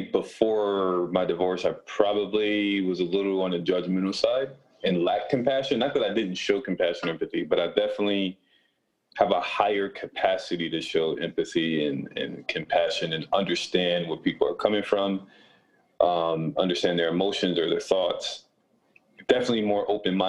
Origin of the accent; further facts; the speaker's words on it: Rochester, New York, United States; also born or lived in Buffalo, New York; I was born and raised in Rochester, New York.